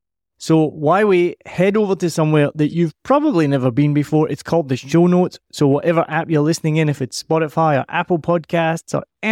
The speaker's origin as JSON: {"language": "English", "region": "Scotland", "country": "United Kingdom", "said": "Now, the other warning here is that we are both Scottish and we can't add subtitles on the podcast. There will be subtitles on YouTube. I tend to get more and more Scottish as I talk to someone from Scotland."}